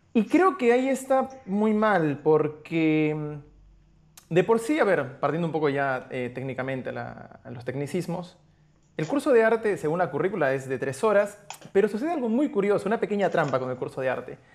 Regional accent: Arequipa, Peru; now in Buenos Aires, Argentina; soy arequipeño, pero actualmente resido en la Ciudad de Buenos Aires.

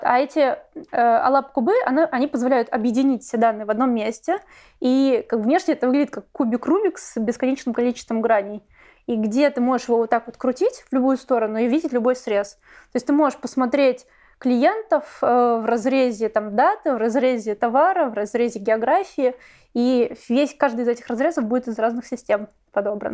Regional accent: Saint Petersburg, Russia; я из Петербурга, и Э, вуз — это политехнический университет

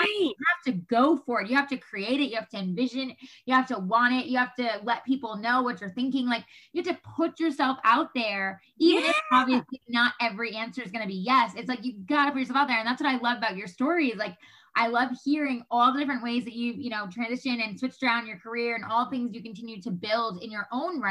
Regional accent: New York, United States; moved away as an adult; now in Los Angeles, United States; we're from New York

